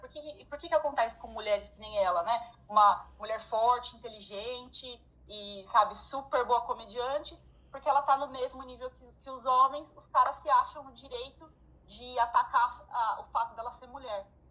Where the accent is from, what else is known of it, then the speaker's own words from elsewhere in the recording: São Paulo, Brazil; now in Ireland; eu sou de São Paulo. São Paulo fala startup